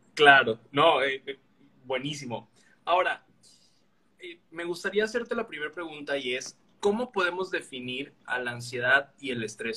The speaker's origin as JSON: {"language": "Spanish", "region": "Veracruz", "country": "Mexico", "moved": "as an adult", "lives_now": "Villahermosa, Mexico", "said": "Yo soy veracruzano, pero estoy en Villahermosa"}